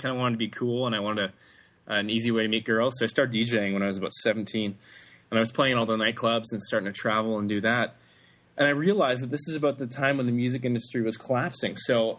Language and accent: English; Vancouver, British Columbia, Canada; Yeah, I grew up in Vancouver, Canada. I was born there, and I spent all my time there.